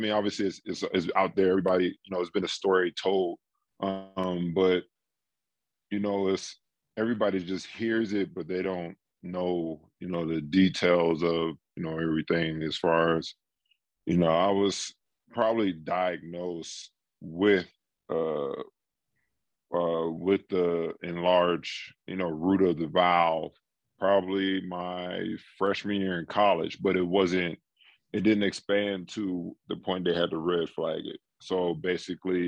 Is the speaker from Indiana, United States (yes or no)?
no; D.C. area, Maryland, United States; moved away as an adult; also born or lived in Seattle, Washington; I grew up in Maryland, D.C. area.